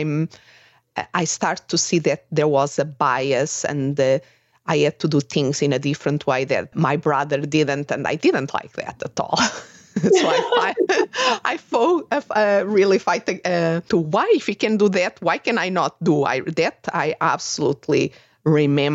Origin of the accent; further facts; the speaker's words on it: Portugal; moved away as an adult; also born or lived in England; I'm originally from Portugal, and I went to study abroad in England